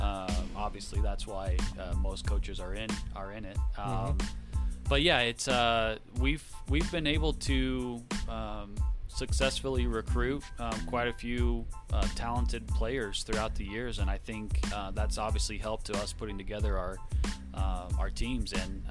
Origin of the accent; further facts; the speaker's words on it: Albuquerque, New Mexico, United States; In Albuquerque.